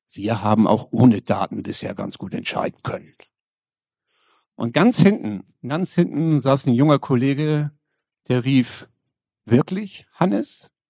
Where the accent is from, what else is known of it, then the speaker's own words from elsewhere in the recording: Schleswig-Holstein, Germany; Äh, ich komme aus dem Kreis Pinneberg, sozusagen gleich um die Ecke hier. Und wir Kreise um die Stadt Hamburg herum, wir sprechen gerne nicht vom Speckgürtel, sondern vom Muskelring.